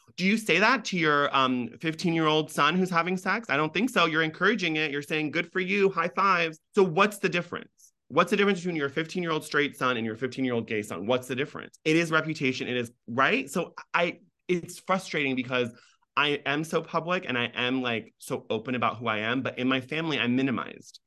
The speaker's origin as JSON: {"language": "English", "country": "United States", "tie": "born or raised there", "accent": "no accent", "first_language": "Farsi", "said": "being an American with no accent, grow up in this country"}